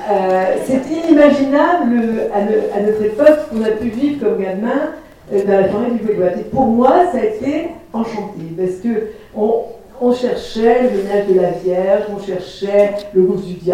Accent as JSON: {"language": "French", "town": "Lorient", "region": "Brittany", "country": "France", "tie": "born or raised there", "said": "quand j'étais gamine à Lorient, dans mes milieux très démunis"}